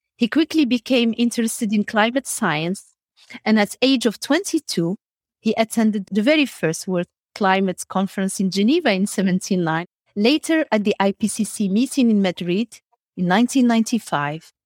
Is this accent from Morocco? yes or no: yes; Morocco; also born or lived in Middle East / United States; now in Belgium; I was born in Morocco, and then I had, uh, the luxury to travel around the world and live in Middle East, in the United States of America, back to Belgium